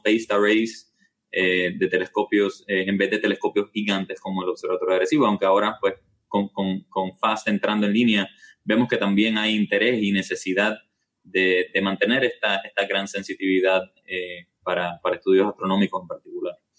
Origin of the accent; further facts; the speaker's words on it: Puerto Rico; yo nací aquí en Puerto Rico, me crié aquí